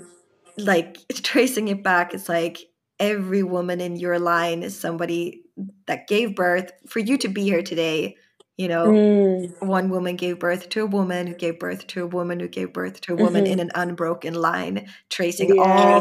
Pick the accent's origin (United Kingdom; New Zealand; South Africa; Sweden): Sweden; growing up in Sweden, I didn't really feel like I belonged